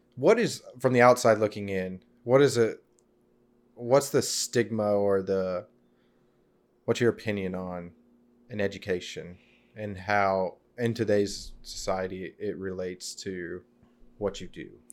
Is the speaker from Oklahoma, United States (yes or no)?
yes; Fort Gibson, Oklahoma, United States; also born or lived in Arizona; I grew up in Fort Gibson, Oklahoma